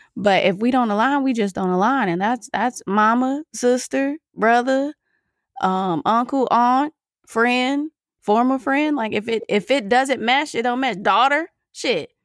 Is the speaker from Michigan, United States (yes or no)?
yes; Michigan, United States; I'm from Michigan